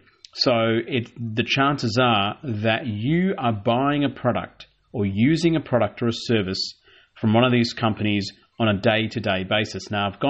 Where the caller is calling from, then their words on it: Melbourne, Victoria, Australia; And I'm taping this from Melbourne. You know, I'm a pro-Melbourneite, one of the greatest cities of the world